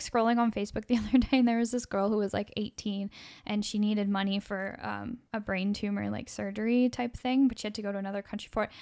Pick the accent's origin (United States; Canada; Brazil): Canada; as a Canadian